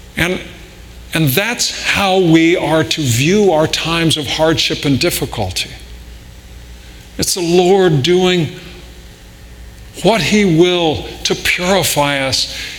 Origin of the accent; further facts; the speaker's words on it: Riverside, California, United States; growing up in Southern California